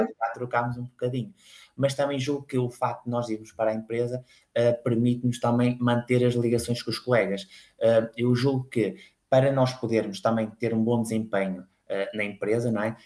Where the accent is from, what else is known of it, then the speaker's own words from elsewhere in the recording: Espinho, Norte, Portugal; sou natural de, de Espinho, uma cidade à beira-mar